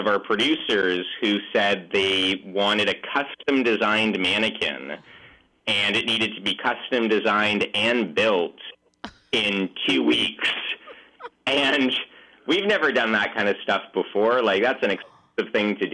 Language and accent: English; Vancouver, British Columbia, Canada; We're from Vancouver